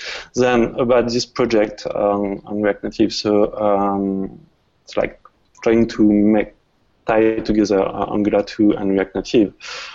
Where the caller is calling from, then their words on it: France; English is a second language; I'm calling from France, so I hope you'll get used to my accent.